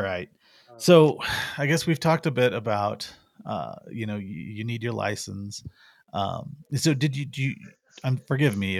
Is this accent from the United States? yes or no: yes; Missouri Ozarks, United States; now in Arizona, United States; I grew up in the Missouri Ozarks, and raccoons were a big part of life back there